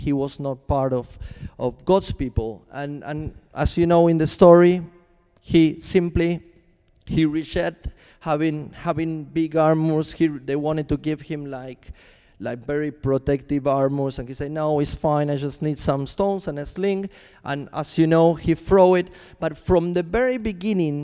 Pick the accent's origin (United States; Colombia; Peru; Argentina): Argentina; moved away as an adult; also born or lived in Chile; I'm from Argentina, and I moved to Chile